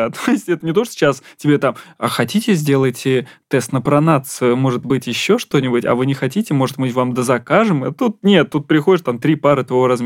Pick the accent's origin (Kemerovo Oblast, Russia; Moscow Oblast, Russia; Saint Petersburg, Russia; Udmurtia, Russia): Moscow Oblast, Russia; Ramenskoye; а я еще из Раменского